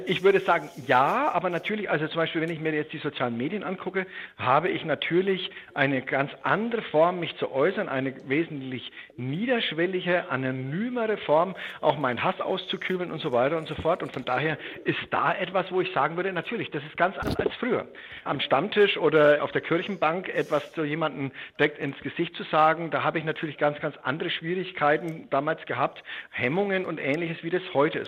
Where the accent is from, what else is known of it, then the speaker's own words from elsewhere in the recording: western Germany, Germany; also born or lived in Bad Alexandersbad; Jetzt bin ich in der Bundesrepublik aufgewachsen im Westen